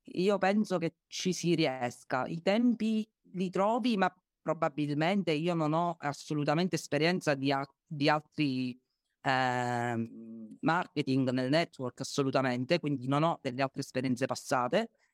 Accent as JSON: {"language": "Italian", "town": "Agrigento", "region": "Sicily", "country": "Italy", "said": "io sono ad Agrigento, sono di Agrigento"}